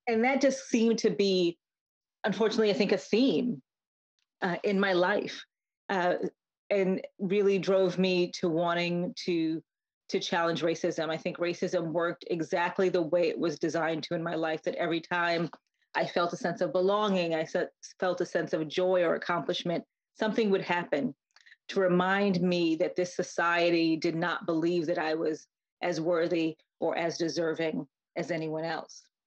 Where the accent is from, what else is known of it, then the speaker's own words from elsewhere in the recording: Connecticut, United States; I grew up in Connecticut as the child of Jamaican immigrants